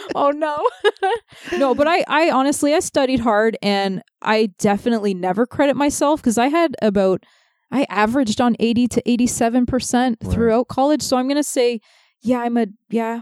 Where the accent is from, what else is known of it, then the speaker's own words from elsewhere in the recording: Toronto, Ontario, Canada; We grew up in Toronto